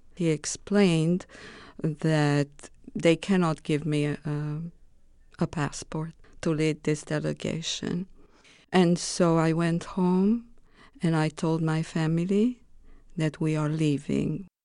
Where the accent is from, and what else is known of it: Romania; English is a second language; moved away as an adult; also born or lived in Greece; now in United States